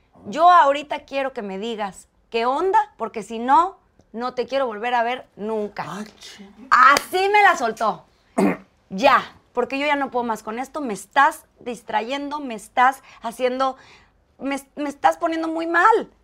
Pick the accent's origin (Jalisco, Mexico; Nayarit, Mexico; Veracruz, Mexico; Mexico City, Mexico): Mexico City, Mexico; also born or lived in Chiapas; Yo soy de Ciudad de México